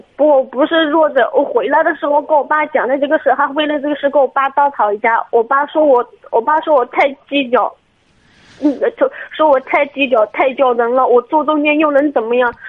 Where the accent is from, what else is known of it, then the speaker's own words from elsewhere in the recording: Chizhou, Anhui, China; 是那个池，那个，呃，安徽省池州市的